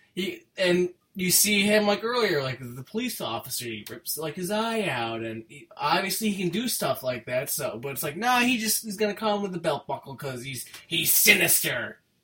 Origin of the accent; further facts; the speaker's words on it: United States; I'm an American